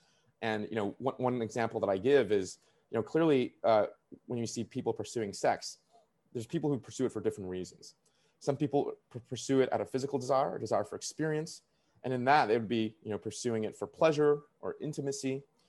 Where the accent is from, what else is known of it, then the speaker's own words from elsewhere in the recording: Canada; the only thing that prevented me was me not having a visa, because I'm a Canadian.